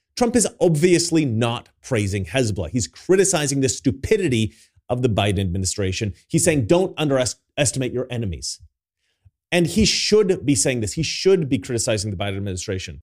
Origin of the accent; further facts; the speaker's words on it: United States; now in Sweden; me as an American